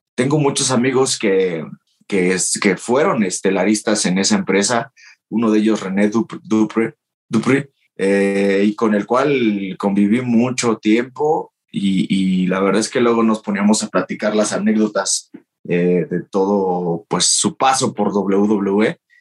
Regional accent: Mexico; moved away as an adult; also born or lived in Japan; solamente venía a México para pasar con mi familia las fiestas de Navidad y Año Nuevo

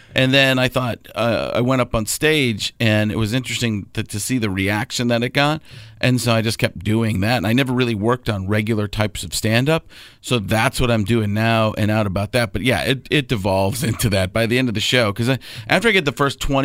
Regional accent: Milwaukee, Wisconsin, United States; I grew up in Milwaukee

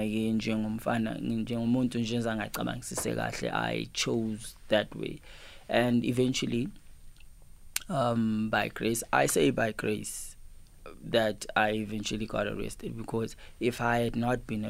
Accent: Cape Town, Western Cape, South Africa; also born or lived in Pietermaritzburg, KwaZulu-Natal; growing up in Cape Town, in a location called Lower Crossroad in Philippi East, I grew up in a location which had negative and positive people

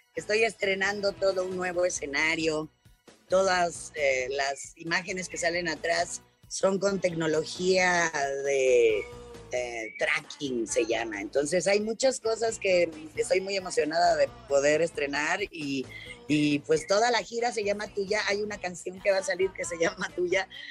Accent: Mexico City, Mexico; empezar en México y más en donde yo nací. no hay nada como tu, como tu casa, como tu hogar, como tu, tu, ciudad

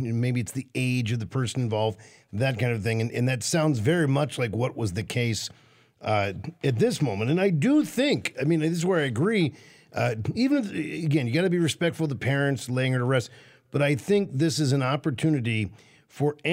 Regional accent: Washington, District of Columbia, United States; now in Midwest, United States; I grew up in Washington, D.C., in the nation's capital

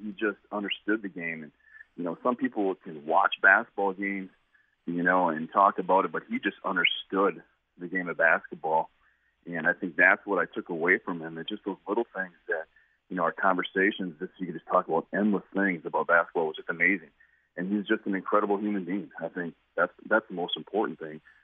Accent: Merrill, Wisconsin, United States; moved away as an adult; I'm from Merrill, Wisconsin.

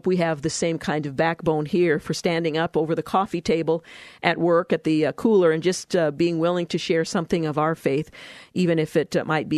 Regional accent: United States; I'm an American girl.

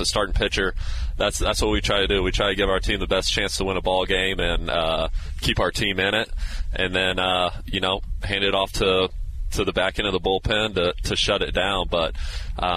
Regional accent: Texas, United States; moved away; also born or lived in Iowa, United States; I was born in Iowa. I grew up in Texas, but a lot of family in Iowa.

